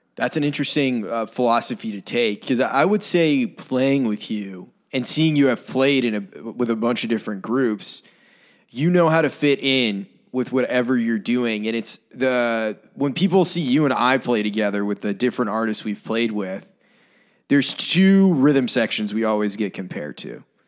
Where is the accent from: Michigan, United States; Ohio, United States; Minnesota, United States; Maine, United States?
Maine, United States; Brunswick; moved away; I lived in my hometown, Brunswick